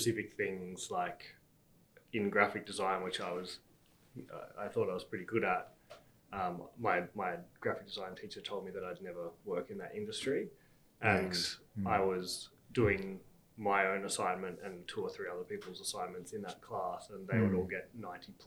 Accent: Canberra, Australian Capital Territory, Australia; I also grew up in Canberra. I was in a little village called Hall Village

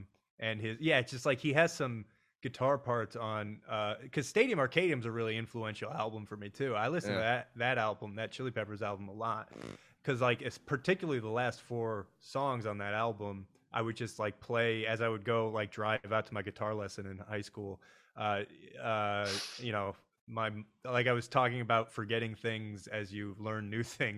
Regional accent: Midwest, United States; Yeah, I got that chip on my shoulder as a Midwesterner, you know.

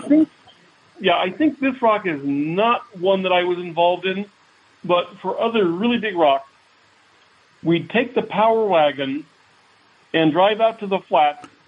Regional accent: Fairfax, Virginia, United States; moved away; also born or lived in Alexandria, Virginia / Springfield, Virginia; Fairfax City of not the big Fairfax County. Uh, that, that that was where I grew up

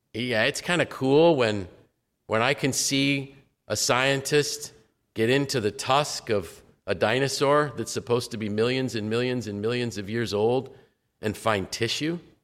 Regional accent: United States; I was blessed to be able to be raised in this nation

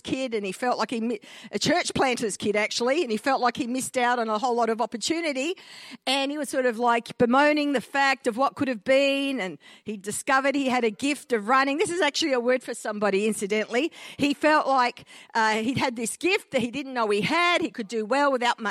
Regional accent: Australia; I'm an Aussie-Italian hybrid. My father migrated from Italy to Australia in the early 1950s, so I'm a first-generation Australian on that side. My mum is an Aussie-born and bred girl

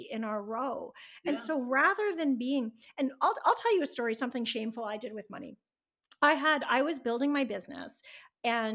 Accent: Canada; I'm Canadian

